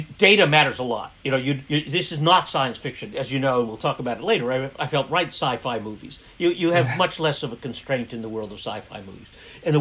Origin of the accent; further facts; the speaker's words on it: United States; I'm American